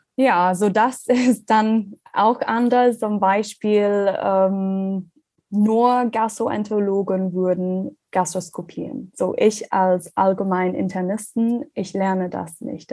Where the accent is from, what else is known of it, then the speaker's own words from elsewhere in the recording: Ireland; German is a second language; moved away as an adult; also born or lived in Australia; now in Germany; ich komme ursprünglich aus Irland